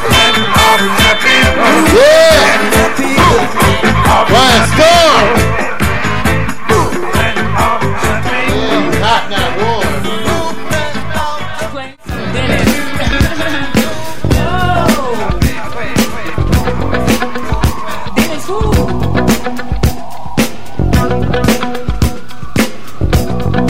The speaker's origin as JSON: {"language": "English", "region": "California", "country": "United States", "said": "I'm from California"}